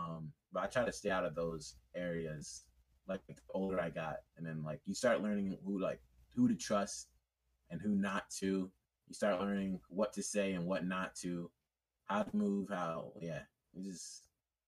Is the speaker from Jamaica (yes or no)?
yes; Jamaica; also born or lived in United Kingdom; Yeah, I'm Jamaican and British